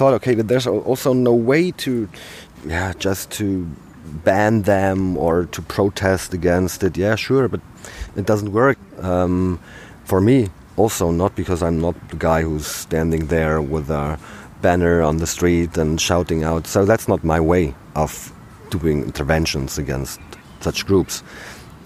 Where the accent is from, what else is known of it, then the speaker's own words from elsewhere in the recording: Brandenburg, Germany; I'm from Brandenburg